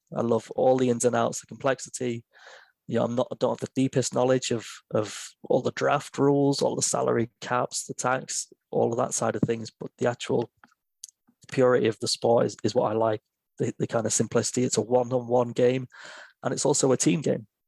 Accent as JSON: {"language": "English", "region": "England", "country": "United Kingdom", "said": "I'm an English guy"}